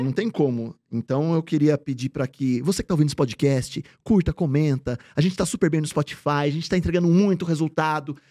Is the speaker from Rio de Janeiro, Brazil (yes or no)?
no; Bragança Paulista, São Paulo, Brazil; Eu sou de Bragança, a quarta melhor festa ex do peão do estado